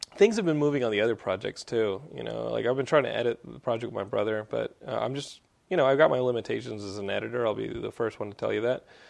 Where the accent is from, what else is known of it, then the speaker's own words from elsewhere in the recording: Texas, United States; accent: Texan; my Texan accent